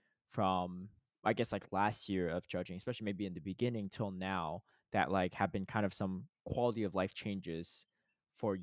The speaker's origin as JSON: {"language": "English", "region": "Connecticut", "country": "United States", "tie": "born or raised there", "said": "I grew up in Connecticut"}